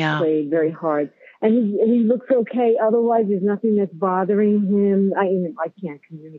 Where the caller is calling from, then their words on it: Longmont, Colorado, United States; I am calling from Longmont, Colorado